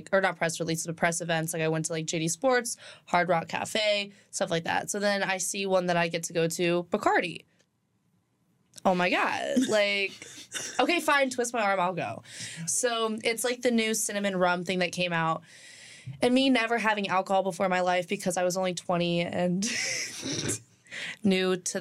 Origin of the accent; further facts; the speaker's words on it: Damascus, Maryland, United States; I come home to Damascus, Maryland.